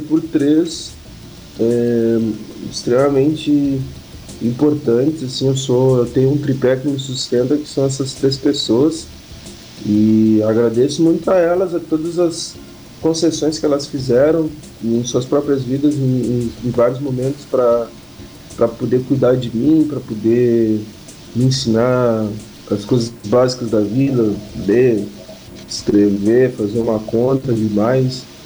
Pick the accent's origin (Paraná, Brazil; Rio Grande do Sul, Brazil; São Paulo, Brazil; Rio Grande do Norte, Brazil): Rio Grande do Sul, Brazil; Pelotas; eu nasci na Guabiroba, porque eu sou de Pelotas, na verdade, sou do Rio Grande do Sul